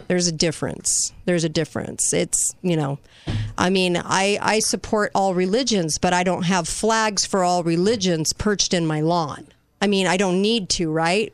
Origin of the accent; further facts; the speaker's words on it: United States; I'm American